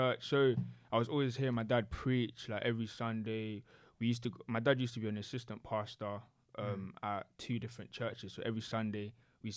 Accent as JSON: {"language": "English", "region": "London", "country": "United Kingdom", "tie": "born or raised there", "also_born_or_lived": "Ghana", "said": "I came to London when I was, year one? Lived in the same house since 2005"}